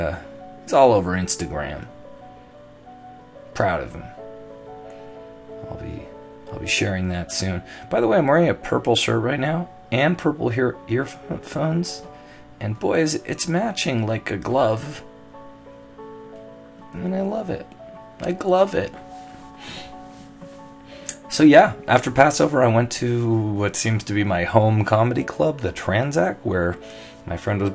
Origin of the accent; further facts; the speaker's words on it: Toronto, Ontario, Canada; moved away as an adult; also born or lived in Los Angeles; So I'm almost at the 1 year mark of living here back in Toronto, my hometown.